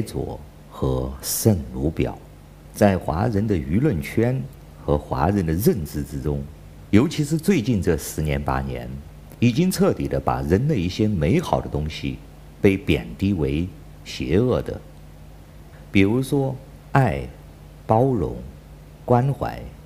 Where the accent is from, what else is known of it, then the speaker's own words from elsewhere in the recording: China; 我是来自中国大陆的